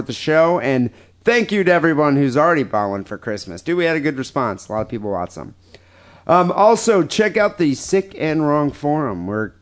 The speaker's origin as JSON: {"language": "English", "country": "United States", "said": "as an American"}